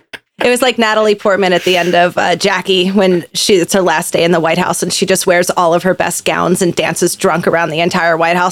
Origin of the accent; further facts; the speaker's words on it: United States; I'm American.